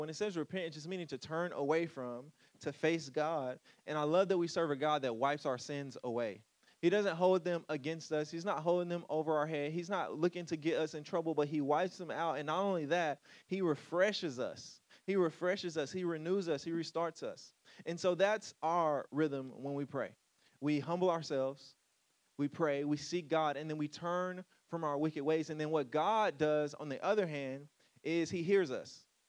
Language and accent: English; Louisiana, United States; moved away; I moved away from Louisiana